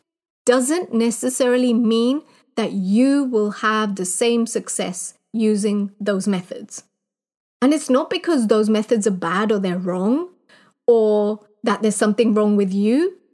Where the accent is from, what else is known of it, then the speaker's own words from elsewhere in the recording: Kenya; moved away; also born or lived in United Kingdom; growing up in Kenya.